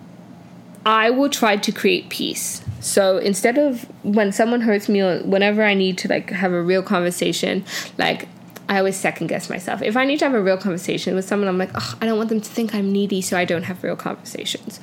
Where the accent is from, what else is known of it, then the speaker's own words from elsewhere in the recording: Canada; also born or lived in United Kingdom / Nigeria; I grew up most of my life in Canada, 10 and on, eh? But, like, in my hearts of hearts, I'm a Brit. In my hearts of heart, I'm a Brit. And in my soul of soul, I'm a Nigerian woman